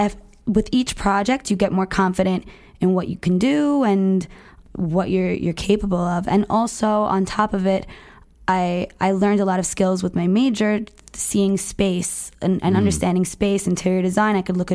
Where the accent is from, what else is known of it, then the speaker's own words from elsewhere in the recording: New Jersey, United States; I'm from New Jersey